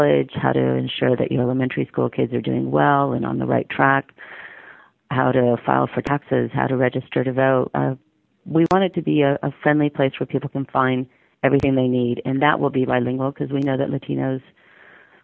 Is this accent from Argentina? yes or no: yes; Argentina; moved away as an adult; also born or lived in Buenos Aires; now in United States; I'm from Argentina